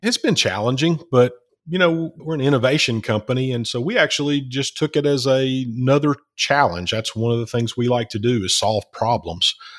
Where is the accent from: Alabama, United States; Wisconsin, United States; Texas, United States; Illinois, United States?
Alabama, United States; Alabama, which is where I'm